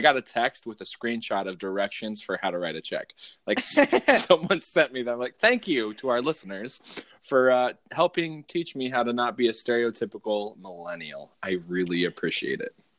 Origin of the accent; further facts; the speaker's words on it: Southwest, United States; also born or lived in Northwest US; now in Northwest, United States; I, grew up in the Southwest where avocados were readily available